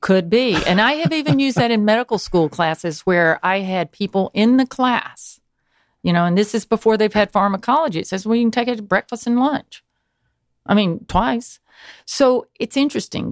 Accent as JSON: {"language": "English", "town": "Newnan", "region": "Georgia", "country": "United States", "tie": "born or raised there", "said": "I grew up in Noonan, Georgia"}